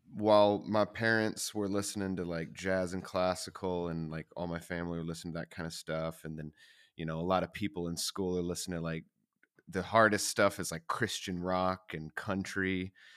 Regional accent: the South, United States; I grew up in the South. It was very, it was a very religious place

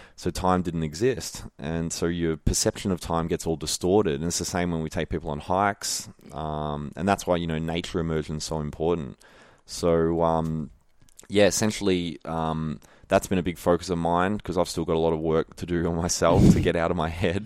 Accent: Melbourne, Victoria, Australia; also born or lived in Wandin, Victoria; I was born and raised in Melbourne

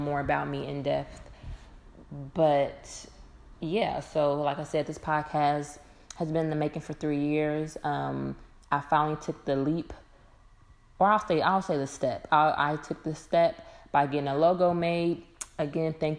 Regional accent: Dayton, Ohio, United States; now in Atlanta, United States; I currently reside in Atlanta, Georgia. I've been here for quite some time. I'm originally from Dayton, Ohio

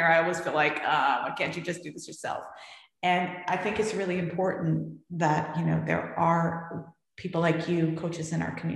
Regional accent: San Francisco, California, United States; moved away as an adult; also born or lived in New York; I had this life, you know, in San Francisco where, you know, everyone kind of knew me

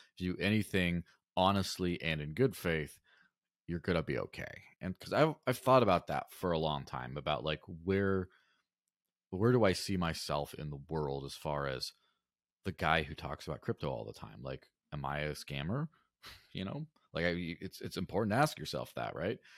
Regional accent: Mexico; in the early nineties, I grew up in Mexico, and I remember when, you know, as a small child, like, grandma's coins didn't work anymore

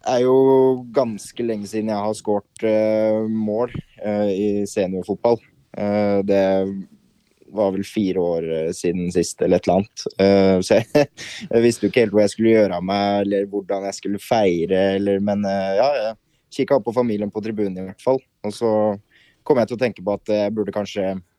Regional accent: Larvik, Vestfold, Norway; moved away as an adult; now in Moss, Norway; Jeg er fra Larvik

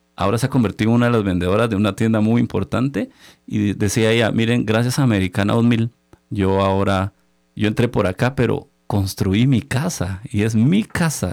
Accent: Chiquimula, Guatemala; moved away as an adult; also born or lived in Guatemala City; somos del interior del país, venimos de Chiquimula

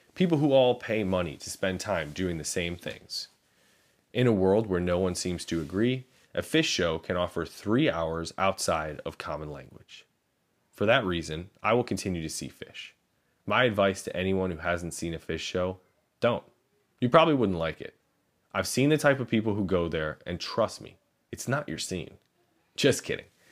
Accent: Chicago, Illinois, United States; I grew up in Chicago, which to me felt like the classic rock capital of the world

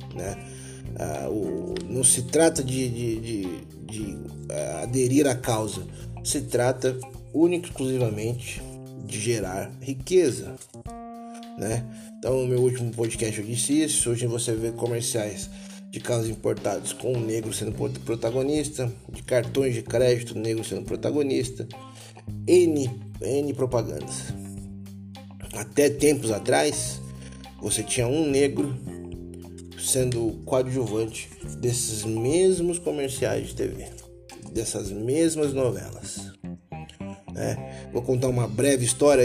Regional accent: Taboão da Serra, São Paulo, Brazil; sou uma pessoa que fui criado é, numa, numa Taboão da Serra, uma cidade é, com as suas zonas periféricas aqui de São Paulo.

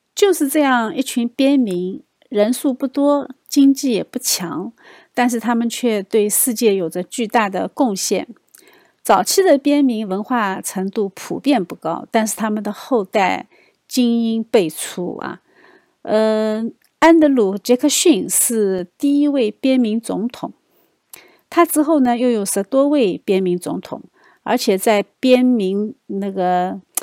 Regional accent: China; 我们中国人可能不会有这样的反应

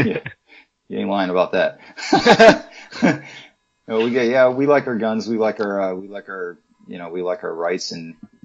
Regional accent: Houston, Texas, United States; Well, I'm from Houston, not Dallas

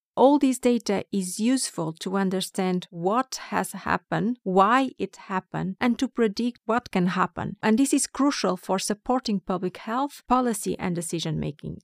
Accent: Porto, Norte, Portugal; moved away as an adult; now in Stockholm, Sweden; I'm from Porto, the second largest city in Portugal

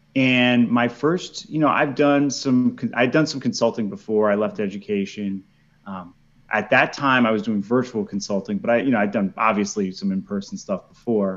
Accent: New York, United States; moved away as an adult; also born or lived in Philadelphia, Pennsylvania; now in Hillsborough, North Carolina, United States; I'm originally from New York

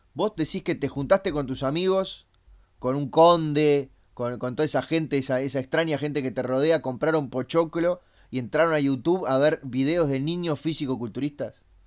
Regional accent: Uruguay; nosotros acá le decimos pop

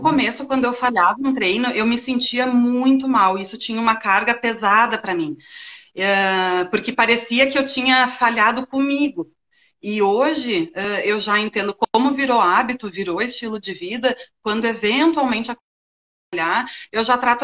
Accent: Rio Grande do Sul, Brazil; accent: gaúcho; now in Florianópolis, Brazil; sou gaúcha, né? O pessoal deve ter percebido pelo sotaque

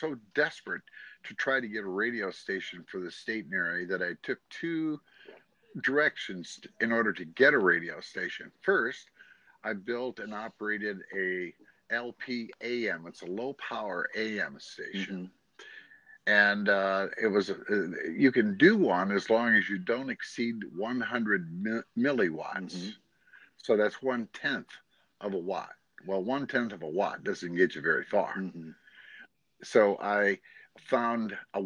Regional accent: Pennsylvania, United States; now in Oregon, United States; I'm originally from Pennsylvania

